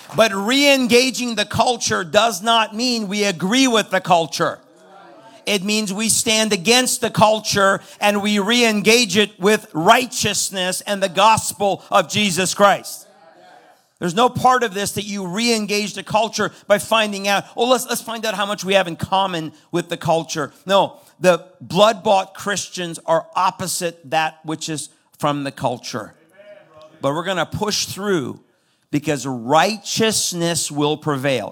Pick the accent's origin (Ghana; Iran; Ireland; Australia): Iran; now in United States; I'm from Iran. I was born into a Muslim background.